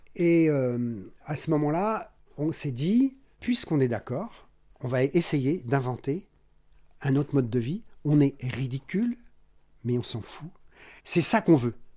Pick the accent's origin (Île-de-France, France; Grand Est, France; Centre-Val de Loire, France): Île-de-France, France; Paris; moved away as an adult; on est parisien d'origine, euh, Paris 14e et 15e arrondissement